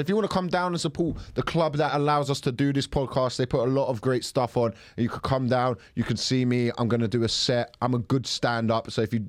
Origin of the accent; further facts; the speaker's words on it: Croydon, London, United Kingdom; I grew up in Croydon.